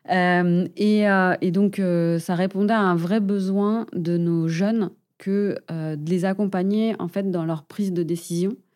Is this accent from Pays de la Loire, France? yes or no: yes; Angers, Pays de la Loire, France; moved away as an adult; also born or lived in Dijon / Paris / Monterrey, Mexico / Basque Country; now in Biarritz, France; je suis originaire d'Angers